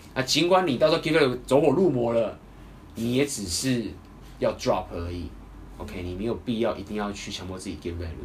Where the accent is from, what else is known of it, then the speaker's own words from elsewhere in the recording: Taiwan; accent: Taiwanese; 台湾，我有听说台湾的口音好像在这里还是有优势的，我本来以为已经没优势了。